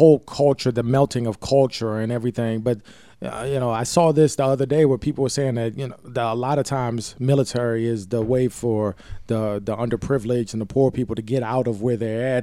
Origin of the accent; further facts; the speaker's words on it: Baltimore, Maryland, United States; I'm from Baltimore